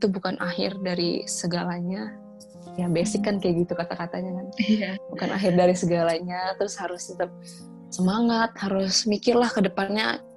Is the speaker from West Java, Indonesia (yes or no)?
no; Bali, Indonesia; Waktu aku ke Bali, aku orang Bali kan yang baduy.